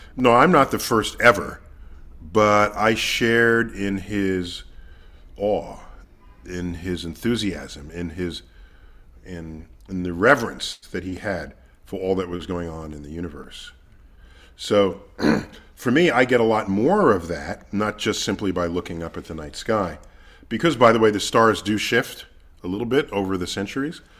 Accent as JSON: {"language": "English", "town": "New York City", "region": "New York", "country": "United States", "tie": "born or raised there", "said": "I grew up in the Bronx, one of the five counties that comprise New York City"}